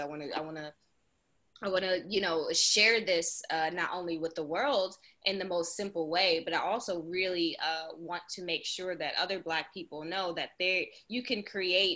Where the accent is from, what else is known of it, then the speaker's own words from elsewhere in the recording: New York City, New York, United States; I'm born and raised in Queens, New York, Southside, Jamaica